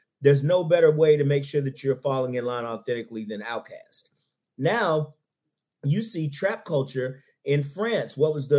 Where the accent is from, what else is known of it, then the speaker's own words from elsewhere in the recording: Huntsville, Alabama, United States; moved away as an adult; now in Atlanta, United States; I've been here since 1995 to attend Morehouse. So I tell people I'm pre-Freaknik, I'm pre-Olympics. I lived here longer than I lived in my hometown of Huntsville, Alabama.